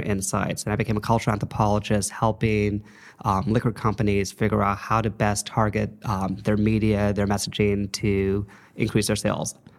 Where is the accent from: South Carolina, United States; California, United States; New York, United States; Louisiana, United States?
California, United States; Los Angeles; moved away as an adult; also born or lived in Saint Louis, Missouri; I'm a L A native. I grew up in the San Fernando Valley